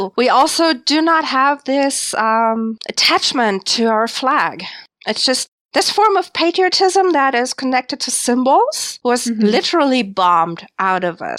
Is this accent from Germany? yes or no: yes; Germany